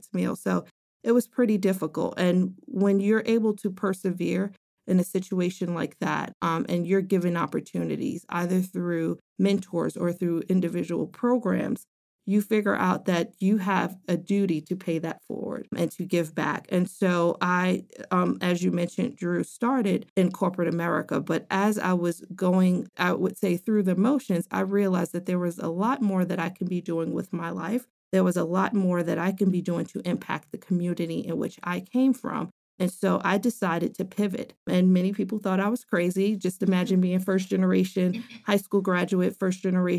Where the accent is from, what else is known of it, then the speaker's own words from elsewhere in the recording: New York City, New York, United States; I grew up in New York City, inner city, born and raised in the Bronx.